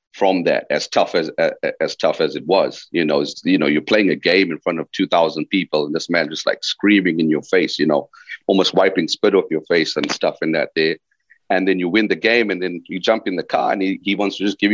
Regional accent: Zimbabwe; moved away as an adult; also born or lived in London / Teesside; I came from Zimbabwe

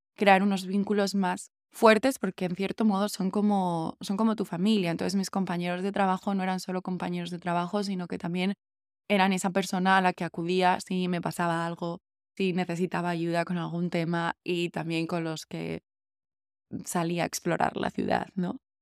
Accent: Asturias, Spain; moved away as an adult; also born or lived in Berlin, Germany; cuando ya me fui de Berlín y, y volví a Asturias

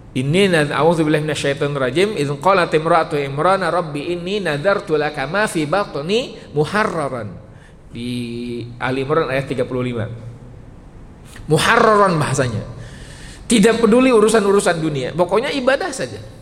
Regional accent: West Java, Indonesia; Karena saya orang Sunda

